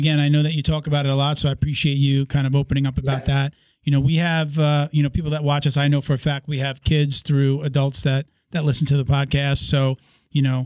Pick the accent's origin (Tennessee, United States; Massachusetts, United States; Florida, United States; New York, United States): New York, United States; Long Island; also born or lived in Bronx, New York; let's move to Long Island